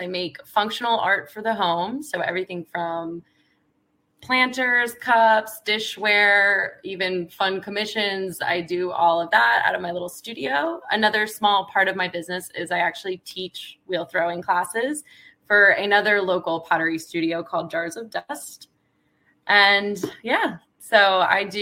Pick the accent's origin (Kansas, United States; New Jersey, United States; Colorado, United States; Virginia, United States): Virginia, United States; Virginia Beach; moved away as an adult; also born or lived in Brooklyn, New York; moving back to Virginia Beach, my hometown